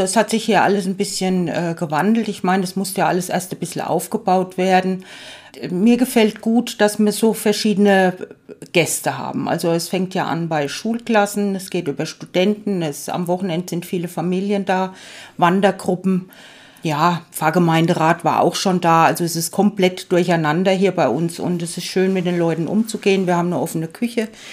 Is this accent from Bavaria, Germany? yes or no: yes; Bad Kissingen, Bavaria, Germany; now in Oberelsbach, Germany; Ich wohne seit 20 Jahren in Oberelsbach, bin gebürtig aus Garitz bei Bad Kissingen